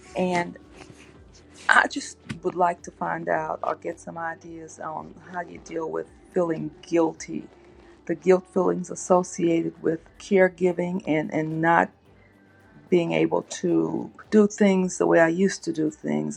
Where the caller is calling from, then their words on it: Louisiana, United States; I'm calling from Louisiana